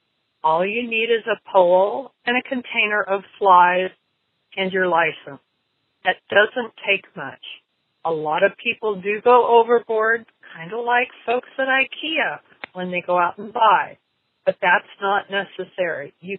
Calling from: Dallas, Oregon, United States; I'm from Dallas, Oregon

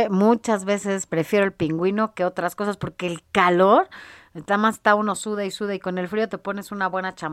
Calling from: Azcapotzalco, Mexico City, Mexico; de Azcapotzalco.

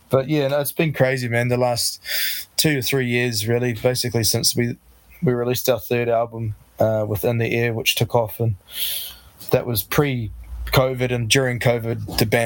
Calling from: Tauranga, Bay of Plenty, New Zealand; so we're in in the in Tauranga, which is east coast of the North Island in the Bay of Plenty, in New Zealand. So uh, yeah

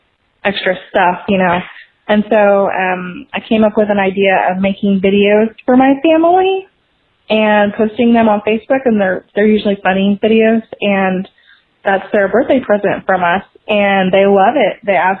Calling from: Dallas, Texas, United States; I'm from the Dallas, Texas area

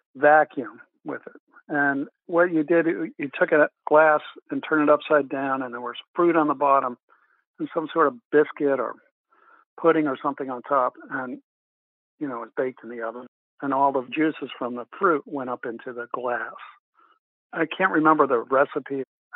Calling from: Burlington, Vermont, United States; Burlington, Vermont.

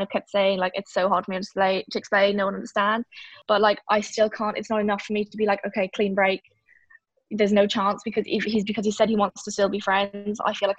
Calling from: County Donegal, Ireland; Donegal in Ireland.

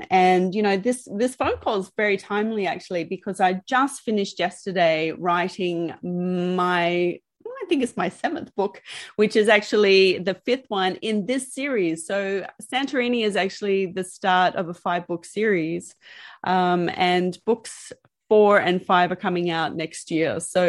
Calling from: Melbourne, Victoria, Australia; I'm calling from Melbourne, Australia.

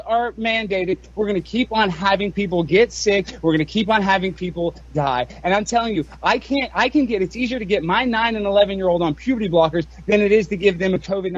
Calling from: Highland Park, Texas, United States; I'm calling from Highland Park.

